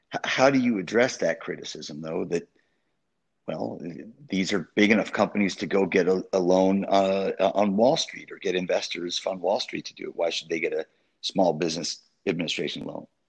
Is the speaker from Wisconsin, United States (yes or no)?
yes; Wisconsin, United States; I'm from Wisconsin